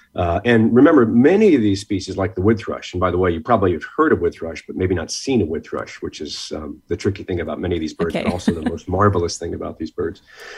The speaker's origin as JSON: {"language": "English", "town": "Norwalk", "region": "Connecticut", "country": "United States", "tie": "born or raised there", "said": "growing up in Connecticut, I grew up in Norwalk, Connecticut, spent a lot of time at places like the Westport Nature Center and in New Haven."}